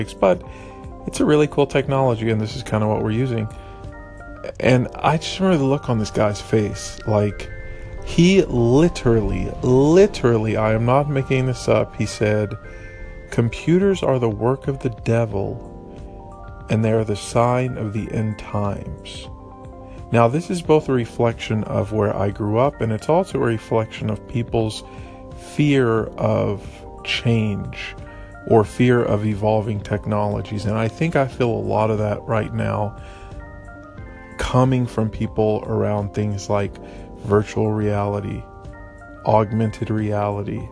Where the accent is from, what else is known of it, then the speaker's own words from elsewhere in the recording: East Texas, United States; we're from East Texas